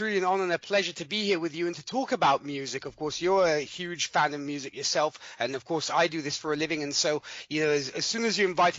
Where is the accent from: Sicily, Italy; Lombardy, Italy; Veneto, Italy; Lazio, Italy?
Lombardy, Italy; Milan; I'm from Milan, Italy. I was born and raised here, though my accent might say different. But yes, I was born and raised over here in Italy. Lived here all my life.